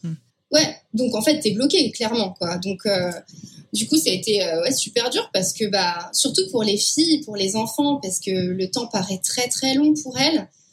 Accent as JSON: {"language": "French", "country": "France", "moved": "as an adult", "lives_now": "United States", "said": "je suis française"}